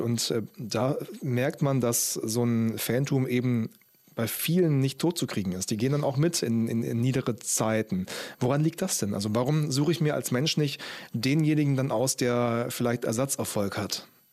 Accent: Stuttgart, Baden-Württemberg, Germany; moved away; VfB Stuttgart natürlich, da komme ich her

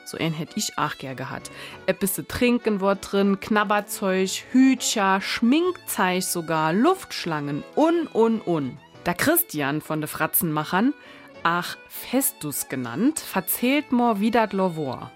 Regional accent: Dillingen, Saarland, Germany; Bei uns in Dillingen ist doch immer Rathaussturm und Umzug in Ähnem

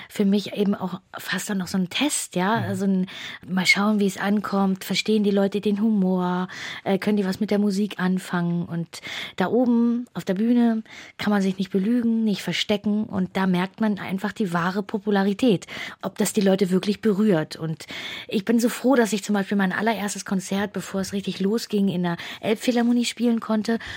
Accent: Hamburg, Germany; also born or lived in Saxony-Anhalt; ich bin in Hamburg zur Schule gegangen, aber ich bin nicht gebürtige Hamburgerin. Mhm. Ich bin in Ostdeutschland, in Sachsen-Anhalt geboren

